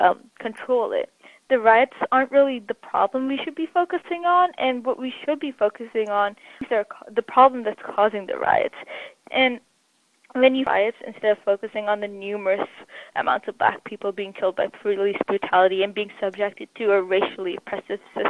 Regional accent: United States; as Asian Americans

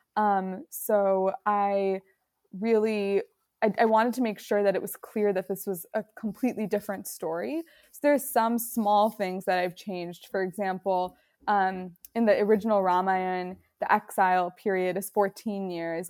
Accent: Roselle, Illinois, United States; moved away; also born or lived in Chicago; I grew up in the suburbs. I grew up in Roselle

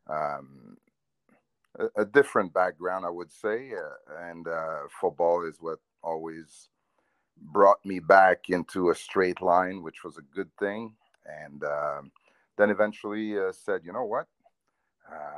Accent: Montreal, Quebec, Canada; I'm from Montreal North, and which is a suburb of, the big city of Montreal, and from the East End. And so I played city minor football. Then got on to high school football at Henri Bourassa High School.

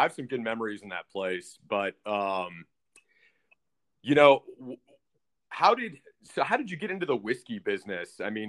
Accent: Austin, Texas, United States; I was born and raised in Austin. I've lived here, you know, a long time like yourself.

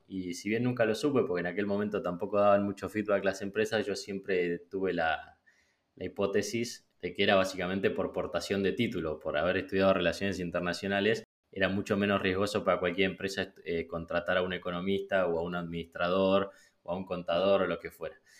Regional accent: Argentina; moved away as an adult; also born or lived in Peru; crecí y me crié en Argentina

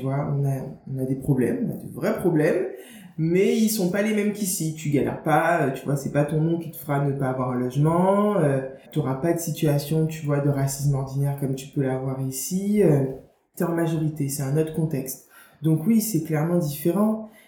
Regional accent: Guadeloupe; accent: Guadeloupean; moved away as an adult; also born or lived in Marseille / La Rochelle / Bordeaux; quand j'ai eu 3 ans, mes parents ont déménagé, se sont installés en Guadeloupe. Du coup, j'ai grandi en Guadeloupe jusqu'à mes 18 ans.

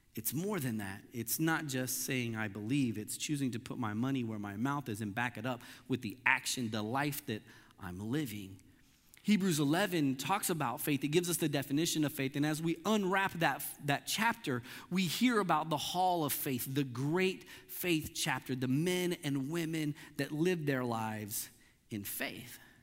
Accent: Missouri, United States; I grew up in Missouri

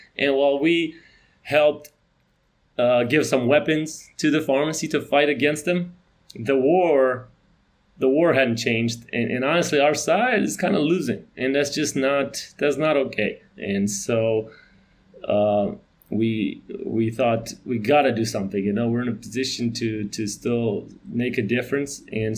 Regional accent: North Carolina, United States; I grew up in North Carolina, small town

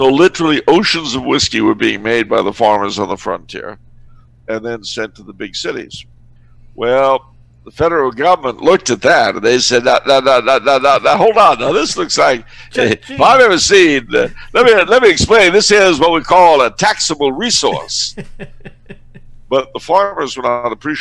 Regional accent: California, United States; as a Californian

